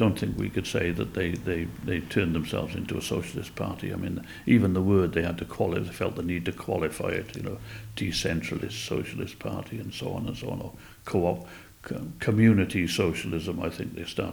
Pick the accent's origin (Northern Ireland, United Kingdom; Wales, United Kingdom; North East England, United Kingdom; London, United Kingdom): Wales, United Kingdom; Cardiff; I grew up in Llan Rhymney, you know, the big council estate on the eastern side of Cardiff